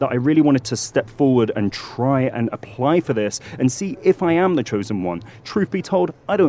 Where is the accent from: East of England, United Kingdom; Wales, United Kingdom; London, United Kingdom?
London, United Kingdom; now in United Arab Emirates; I was born and raised in London, England. My mum comes from Cyprus. My father comes from Turkey.